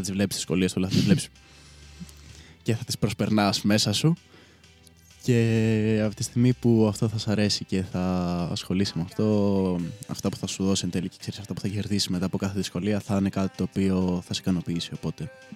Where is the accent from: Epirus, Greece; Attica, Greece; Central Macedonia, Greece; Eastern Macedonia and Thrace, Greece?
Attica, Greece; Koropi; moved away as an adult; now in Chania, Greece; δεν είμαι ακριβώ από Αθήνα, είμαι, το κοροπή είναι λίγο πιο έξω